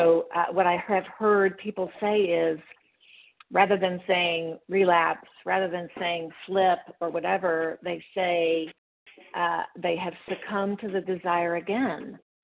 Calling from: Memphis, Tennessee, United States; I'm calling from Memphis, Tennessee.

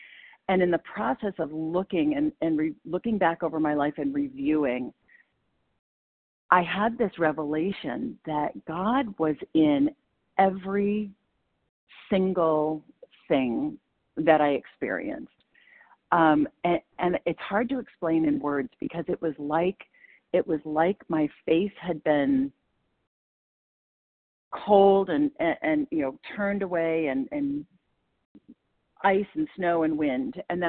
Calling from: Maine, United States; compulsive overeater, calling from Maine.

